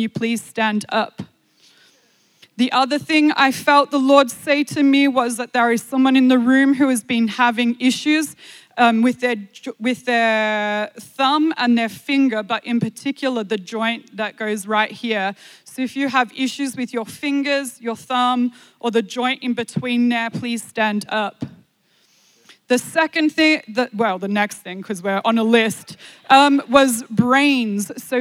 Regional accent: Australia; I am from Australia

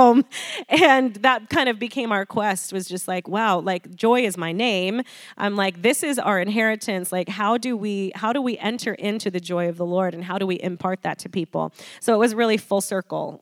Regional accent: Nebraska, United States; now in Arizona, United States; I grew up in Nebraska

